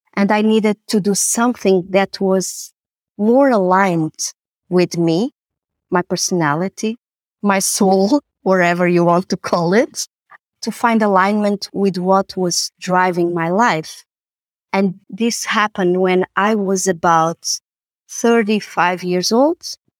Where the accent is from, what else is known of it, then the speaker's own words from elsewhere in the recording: Lisbon, Portugal; also born or lived in Amsterdam; I was born and raised in Lisbon, and this is where I, I work and where I live.